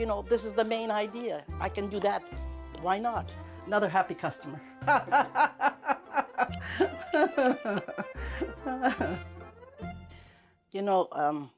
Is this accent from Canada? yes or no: yes; Canada; moved away; also born or lived in Macedonia; I came from Macedonia to Canada as a baby. I was a very small child.